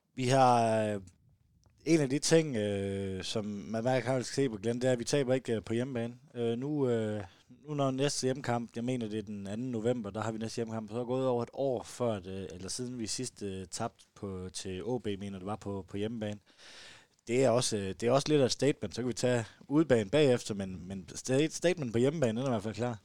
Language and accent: Danish; South Jutland, Southern Denmark, Denmark; som, som sønderjyde